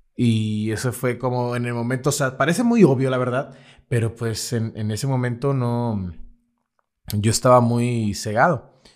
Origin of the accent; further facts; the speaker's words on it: Lerdo de Tejada, Veracruz, Mexico; moved away as an adult; él es también del, pueblo del que yo soy, que es del Lerdo de Tejada